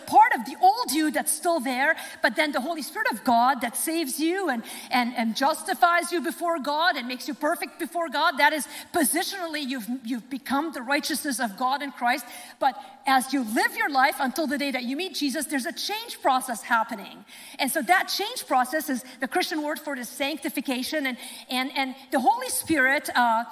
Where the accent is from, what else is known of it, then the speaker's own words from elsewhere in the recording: Lebanon; moved away; my home country, Lebanon